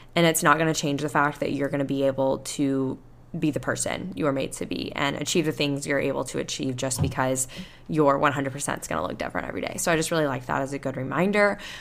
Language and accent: English; Panama City Beach, Florida, United States; accent: Southern; now in Houston, United States; I went to my hometown and I went to, back to Panama City Beach